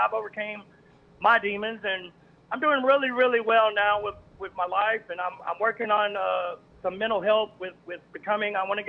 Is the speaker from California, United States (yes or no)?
no; Amarillo, Texas, United States; now in Midland, United States; I am originally from Amarillo, Texas. I've been living in Midland for right at 20 years.